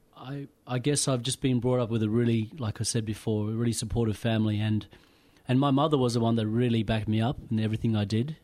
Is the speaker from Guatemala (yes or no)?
no; Pilbara, Western Australia, Australia; moved away as an adult; also born or lived in Kimberley, Western Australia; now in Melbourne, Australia; I was brought up in the Pilbara, but I, my roots come from the Kimberleys.